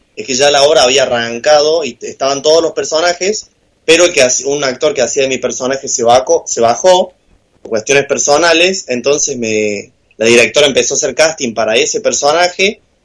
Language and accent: Spanish; Córdoba, Argentina; moved away as an adult; now in Buenos Aires, Argentina; yo tengo 22 eh, años, cumplí hace poco 22, eh, y soy cordobés